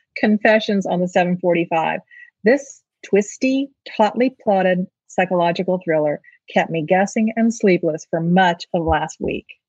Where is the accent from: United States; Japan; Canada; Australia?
United States; St. Petersburg, Florida; St. Petersburg, Florida which happens to be my hometown